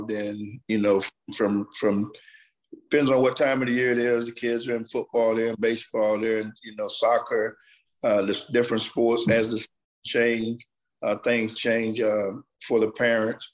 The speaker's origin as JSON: {"language": "English", "town": "Fort Meade", "region": "Florida", "country": "United States", "tie": "born or raised there", "said": "I'm from Fort Meade. Went in the military for 6 years, came back home to Fort Meade. So I've been in the community, been in the town pretty all of my life"}